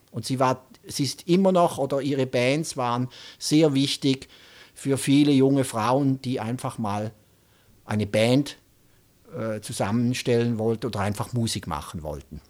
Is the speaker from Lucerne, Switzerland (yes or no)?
no; St. Gallen, Switzerland; St. Gallen ist eigentlich die Stadt, wo er herkommt, wo auch ich herkomme